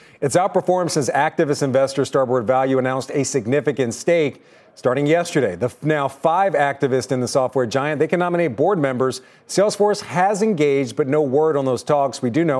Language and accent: English; Philadelphia, Pennsylvania, United States; moved away; also born or lived in Boston; I'm from Philadelphia, too.